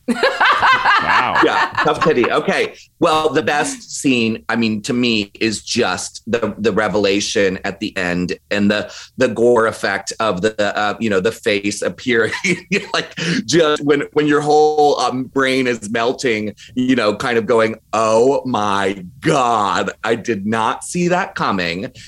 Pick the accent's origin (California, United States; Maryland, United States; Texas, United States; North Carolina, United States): Maryland, United States; I grew up in Maryland